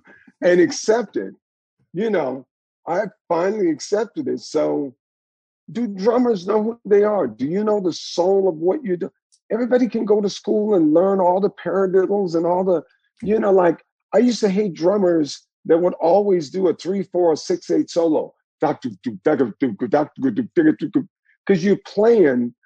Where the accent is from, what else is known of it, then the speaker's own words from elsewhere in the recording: the South, United States; I grew up with in the South